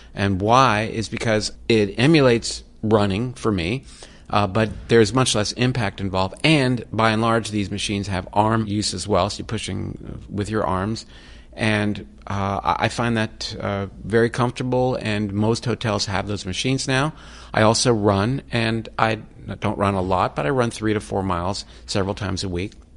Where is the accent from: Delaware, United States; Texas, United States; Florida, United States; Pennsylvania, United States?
Florida, United States; I grew up in Florida